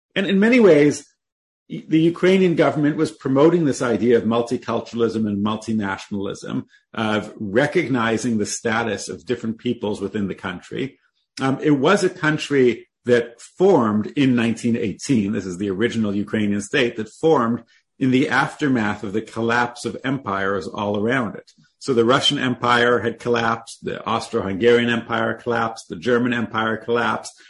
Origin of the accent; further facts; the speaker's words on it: Toronto, Ontario, Canada; I was born in Toronto, Canada